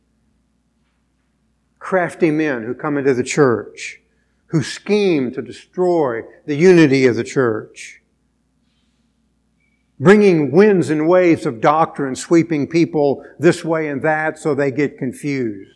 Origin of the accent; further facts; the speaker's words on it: United States; as American Christians